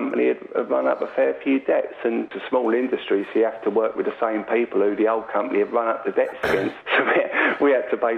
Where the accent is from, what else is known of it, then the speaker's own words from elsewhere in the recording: London, United Kingdom; I was born and raised in Acton, West London